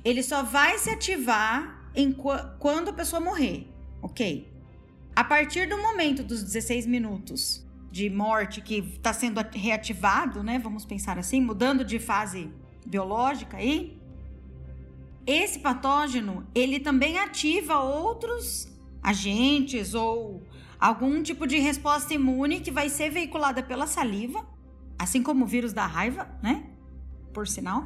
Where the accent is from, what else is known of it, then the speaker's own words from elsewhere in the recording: Paraná, Brazil; eu sou do Paraná